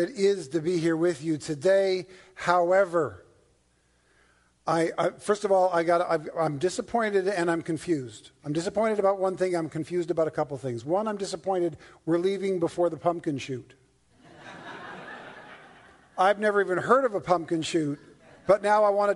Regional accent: Toronto, Ontario, Canada; also born or lived in Newfoundland; now in California, United States; I was born in Newfoundland and raised in Toronto

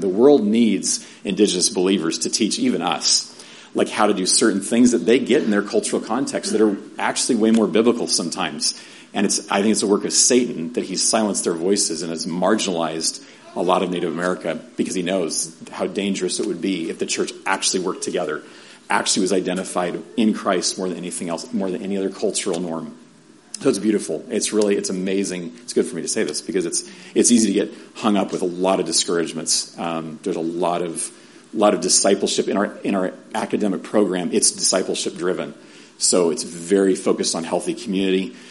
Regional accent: San Diego, California, United States; moved away as an adult; also born or lived in Mongolia / Albuquerque; Growing up in San Diego, East County, I'm in East County, mm, not Grossmont High, right? But yeah, Granite Hills

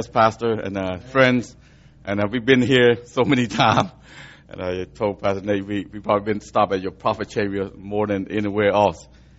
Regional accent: Atlanta, Georgia, United States; moved away as an adult; now in Cambodia; I was reached by a missionary in Atlanta, okay, and I grew up in the South

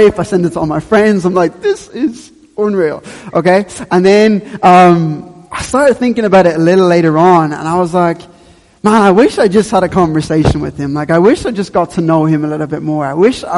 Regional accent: Dublin, Leinster, Ireland; I grew up in Ballyfermot

